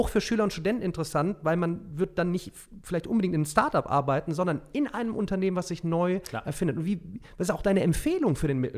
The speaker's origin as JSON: {"language": "German", "town": "Remscheid", "region": "North Rhine-Westphalia", "country": "Germany", "said": "Ich komme ja aus Remscheid, Solingen, Wuppertal, bergisches Land, ja, ist auch sehr, also vor allem Remscheid, klassische Industrie."}